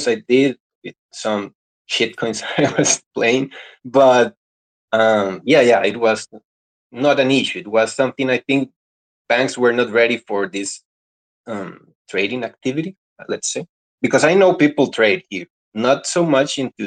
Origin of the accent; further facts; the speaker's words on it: Costa Rica; I'm from Costa Rica